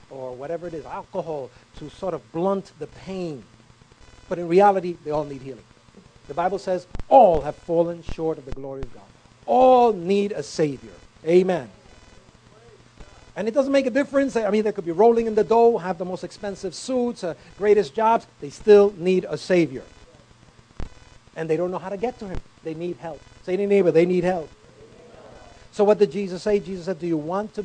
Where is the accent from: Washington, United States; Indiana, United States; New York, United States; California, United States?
New York, United States; New York City; born or raised there